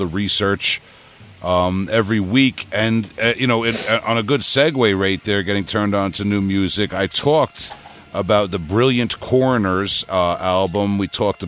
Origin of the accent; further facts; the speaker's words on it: Huntington, New York, United States; accent: Long Island; I'm not only from Long Island. I'm from Huntington